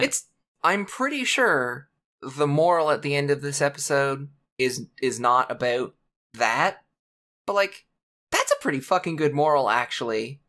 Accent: Canada; I'm born Canadian

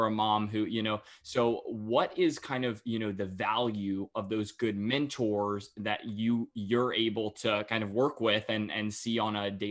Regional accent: North Carolina, United States; I I as well uh, got the chance to be uh, just right outside of Raleigh and Cary, just born and raised

